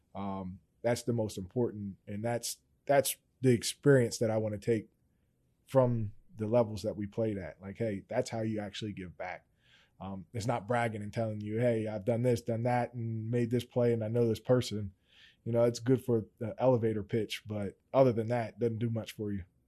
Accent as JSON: {"language": "English", "area": "Steelton", "region": "Pennsylvania", "country": "United States", "said": "I'm originally from Stilton"}